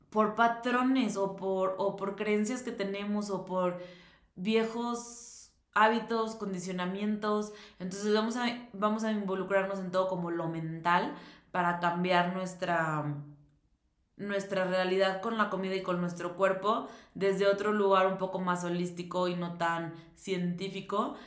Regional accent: Mexico; que soy mexicana

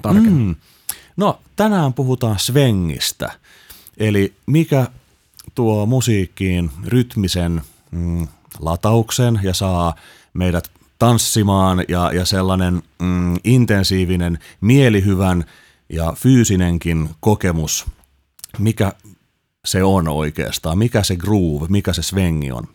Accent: Helsinki, Uusimaa, Finland; mä oon Helsingistä kotoisin

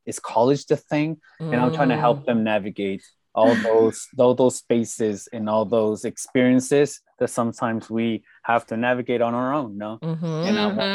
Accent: Salinas, California, United States; moved away as an adult; now in San Jose, United States; I'm originally from Salinas, California, the good old 831, the salad bowl

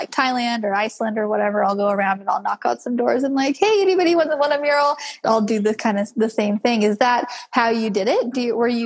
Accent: Missouri, United States; I'm from Missouri.

